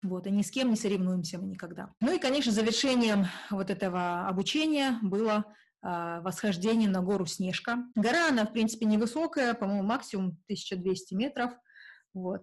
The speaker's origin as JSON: {"language": "Russian", "country": "Kazakhstan", "said": "что я не русская, и что я не из Сибири, а из Казахстана"}